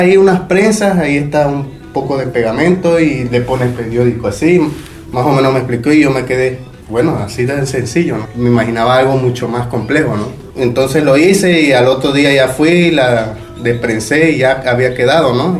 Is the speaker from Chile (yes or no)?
no; Mexico; also born or lived in Playa del Carmen, Mexico; mi mamá es de Puebla y mi papá es de aquí, pero siempre hemos vivido aquí. Este, yo me crié aquí